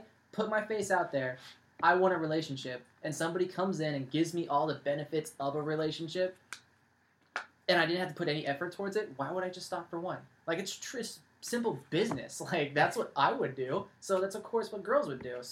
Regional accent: California, United States; I'm from California

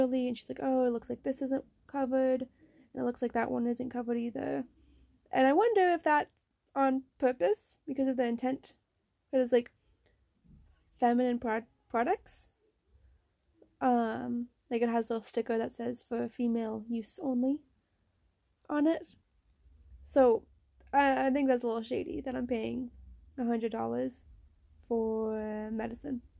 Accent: United States; moved away as an adult; now in Netherlands; I'm American

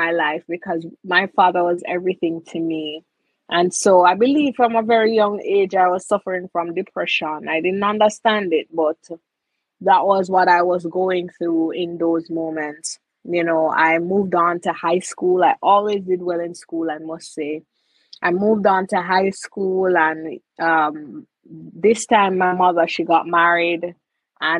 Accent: Jamaica; It is always a pleasure being a Jamaican

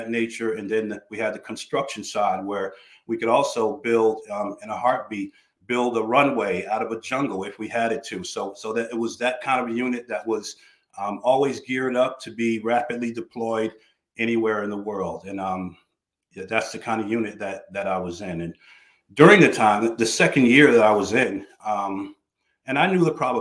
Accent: New Jersey, United States; I was born in New Jersey, born in the inner city to good, solid parents. We grew up in the housing projects there

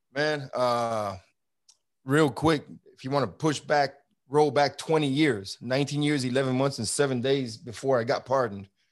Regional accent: New York City, New York, United States; now in Texas, United States; I grew up in Brooklyn, New York during the seventies and eighties

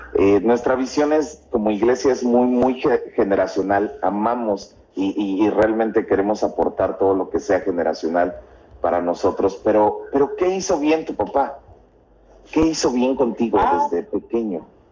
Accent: Xalapa, Veracruz, Mexico; somos, somos de México nosotros somos de Jalapa, Veracruz

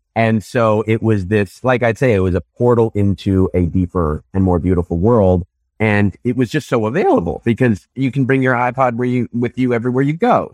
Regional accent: Newton, Massachusetts, United States; I grew up outside Boston, a suburb called Newton

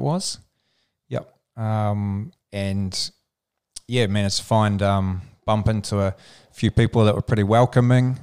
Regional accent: Alexandra, Otago, New Zealand; little town called Alexandra

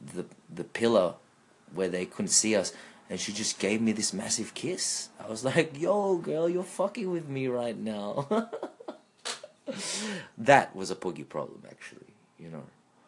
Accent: Philippines; now in Australia; I'm not sure about the Filipino Australians or, you know, foreign Filipinos would know or appreciate what I'm about to say. But so I was on a date with another Pinoy Australiana

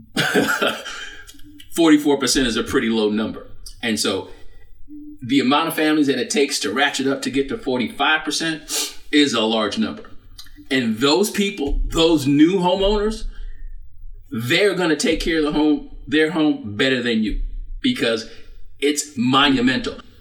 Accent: New York City, New York, United States; moved away; also born or lived in Florida; I'm from Brooklyn, New York.

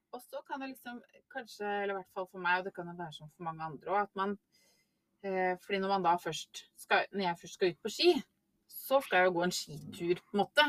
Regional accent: Norway; Som nordmann

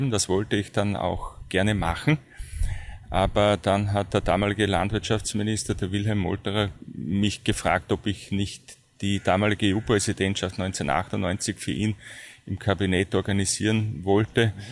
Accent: Styria, Austria; nicht weit weg von meiner ursprünglichen Heimat, dem, dem Ausseerland. Und äh, dann ist es nach Graz gegangen

